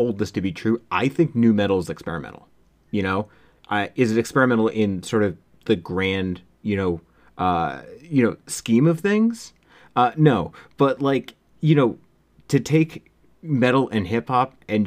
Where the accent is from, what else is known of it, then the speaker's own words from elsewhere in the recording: MetroWest, Massachusetts, United States; I grew up in the Metro West area